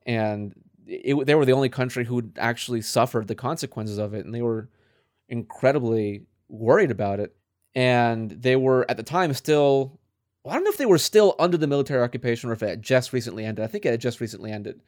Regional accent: United States; as an American

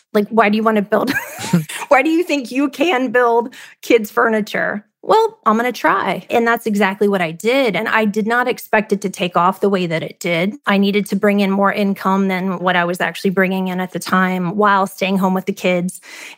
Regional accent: Midwest, United States; So I think, you know, growing up in the Midwest and having the parents I have who were just amazing people, they taught me to work hard.

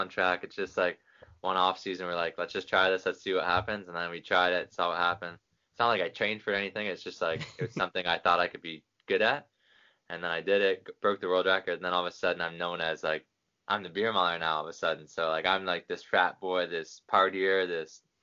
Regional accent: Canada; born or raised there

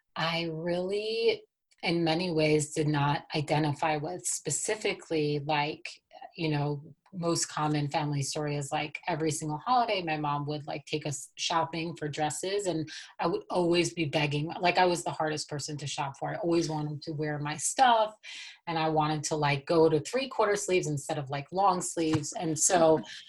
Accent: New York City, New York, United States; now in Colorado, United States; And so I grew up in Brooklyn, New York, and I was born and raised into a Hasidic community in Brooklyn.

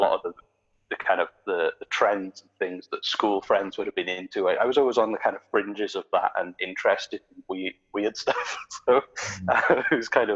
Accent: South Wales Valleys, United Kingdom; moved away as an adult; now in Nova Scotia, Canada; I grew up in the South Wales Valley

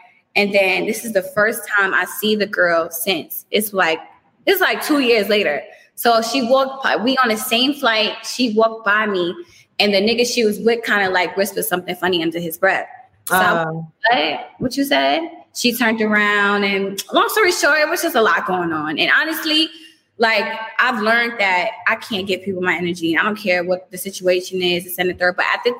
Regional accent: New York, United States; I mean, but you know, I'm from New York.

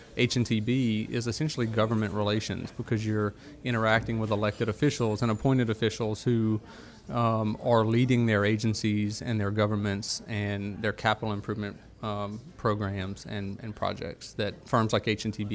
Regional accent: New Roads, Louisiana, United States; I'm from Pointe Coupee

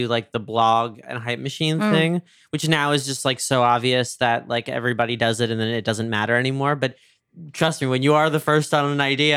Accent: New York, United States; moved away; growing up in New York

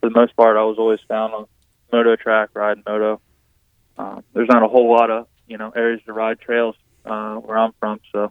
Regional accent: Pennsylvania, United States; I'm from Pennsylvania

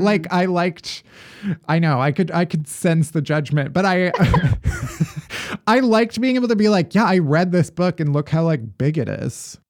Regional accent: Alsip, Illinois, United States; The town I grew up in is Alsip

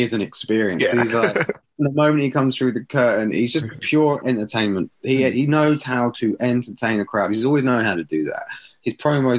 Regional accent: Borehamwood, East of England, United Kingdom; Borehamwood's my hometown.

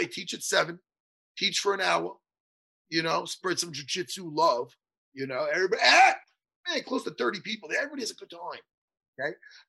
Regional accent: East Meadow, New York, United States; East Meadow, my hometown, where I grew up.

